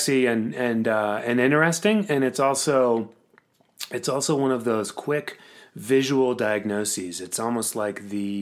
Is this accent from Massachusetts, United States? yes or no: yes; Cape Cod, Massachusetts, United States; now in Colorado, United States; I'm from Cape Cod